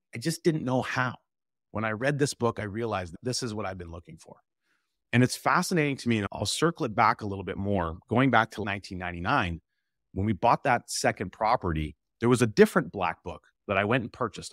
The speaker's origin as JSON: {"language": "English", "town": "Camrose", "region": "Alberta", "country": "Canada", "tie": "born or raised there", "said": "I'm originally from the Edmonton area, actually, uh, Camrose, Alberta"}